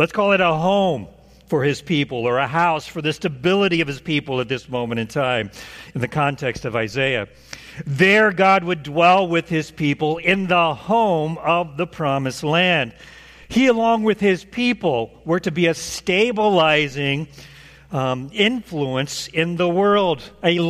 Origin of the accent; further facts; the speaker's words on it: Oklahoma, United States; moved away as an adult; now in Indiana, United States; That pick taken from Zillow was my childhood middle class 3-bedroom, 2-bath, 1,400 square foot home. That was the home that I knew all of my life. After I moved away from Oklahoma to Indiana, this state